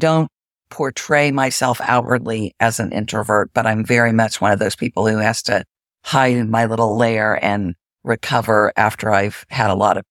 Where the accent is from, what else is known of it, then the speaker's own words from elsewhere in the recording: Springfield, Missouri, United States; also born or lived in Jacksonville, Florida; So in the intro, it said that I grew up in the Ozarks in Springfield, Missouri, which is true. But I've actually lived in Jacksonville, Florida for more time than in Springfield, Missouri.